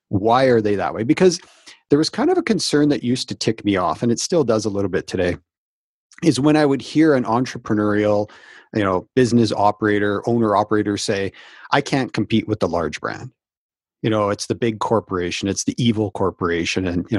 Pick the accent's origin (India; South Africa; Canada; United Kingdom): Canada; So I'm Canadian, and we had a company that called Dickie D Ice Cream back in the 80s